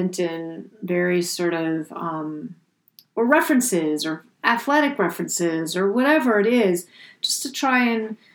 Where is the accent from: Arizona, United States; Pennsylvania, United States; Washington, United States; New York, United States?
New York, United States; New York City; I was raised in New York City in a rent stabilized apartment on Park Avenue